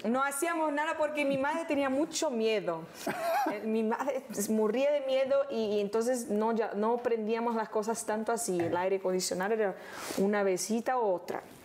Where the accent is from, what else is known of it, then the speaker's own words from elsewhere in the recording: Rio de Janeiro, Brazil; Spanish is a second language; vivíamos en una casita en Honorio, Gugel, que toma el nombre de la serie, que es el lugar donde yo nací